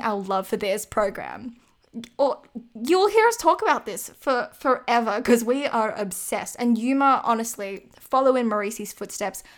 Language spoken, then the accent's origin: English; Australia; me as an Australian